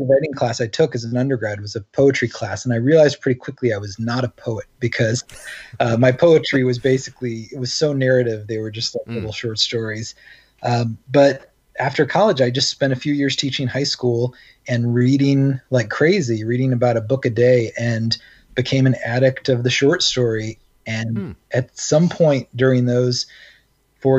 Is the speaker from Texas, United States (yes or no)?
no; Georgia, United States; I grew up in Georgia